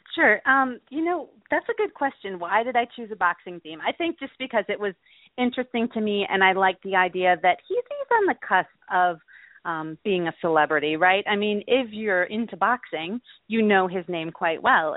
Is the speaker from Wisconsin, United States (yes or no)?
yes; Milwaukee, Wisconsin, United States; I grew up in the Milwaukee area